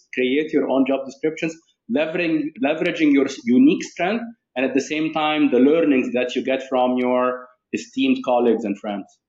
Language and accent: English; Cairo, Cairo Governorate, Egypt; moved away as an adult; now in United Arab Emirates; i was raised in the uae and then i mm-hmm. moved um, to cairo egypt uh, my, my home country where i lived approximately uh, 23 years